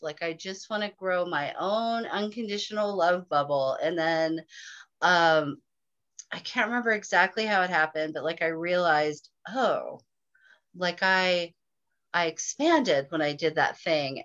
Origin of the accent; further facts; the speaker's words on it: Northern California, United States; I grew up in Northern California